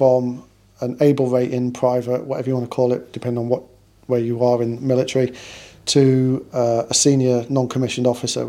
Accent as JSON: {"language": "English", "town": "Portsmouth", "region": "South East England", "country": "United Kingdom", "tie": "born or raised there", "also_born_or_lived": "Manchester", "said": "So I was brought up, although I was born in Manchester, my dad was in the Navy, so I was brought up in Portsmouth."}